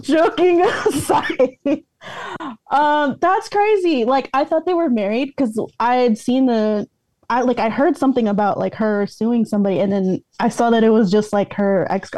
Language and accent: English; DMV, Virginia, United States; moved away; also born or lived in Maryland; born and raised in the DMV, mostly the V, moved to the M